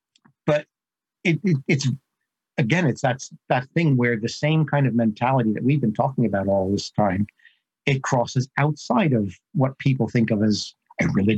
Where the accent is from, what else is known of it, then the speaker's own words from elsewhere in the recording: New Jersey, United States; I grew up in New Jersey, and you know, mafia culture is sort of, it's right there on the edge of normal life.